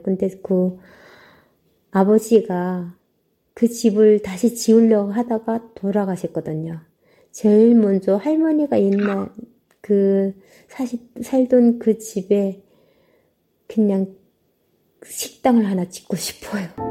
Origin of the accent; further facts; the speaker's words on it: North Korea; moved away as an adult; also born or lived in South Korea; now in San Jose, United States; 제가 북한 사람이라 하니까